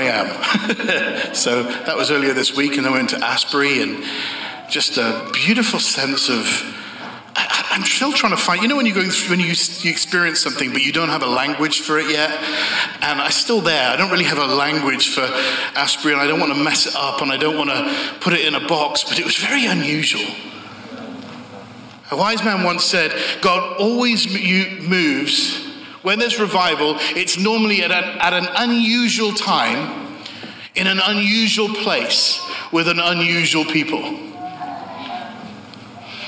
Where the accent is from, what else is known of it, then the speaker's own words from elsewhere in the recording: Bath, South West England, United Kingdom; moved away; I'm from a city called Bath. It's an old Roman city, and I was born and raised there.